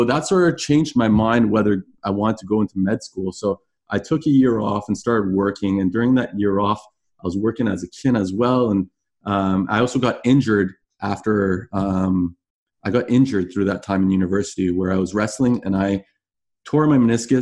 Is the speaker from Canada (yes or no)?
yes; Canada; also born or lived in Toronto / Florida; as a Canadian